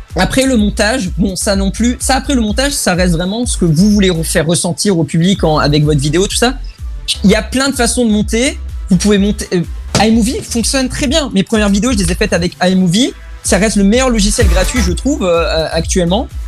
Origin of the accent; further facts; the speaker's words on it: Germany; Et en tant que allemand